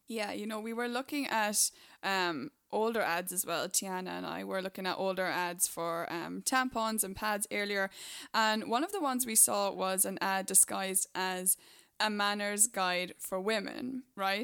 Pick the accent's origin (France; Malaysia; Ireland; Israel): Ireland; moved away; my home country, Ireland